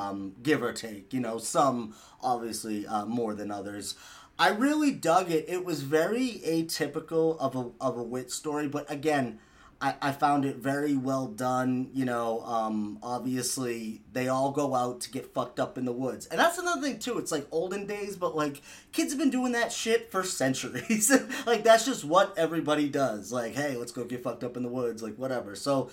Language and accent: English; Massachusetts, United States; I'm from Massachusetts